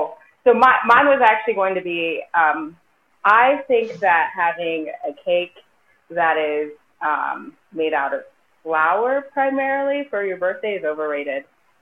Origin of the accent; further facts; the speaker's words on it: Zambia; I'm not American. I'm from Zambia.